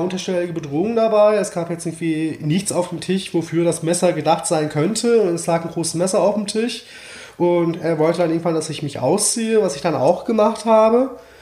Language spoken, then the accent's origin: German; Mainz, Rhineland-Palatinate, Germany; now in Berlin, Germany; in der Nähe von meinem Geburtsort, mhm. Mainz